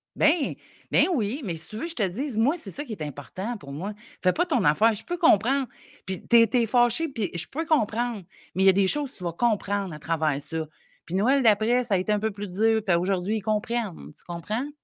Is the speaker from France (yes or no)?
no; Côte-Nord, Quebec, Canada; Je viens de la Côte-Nord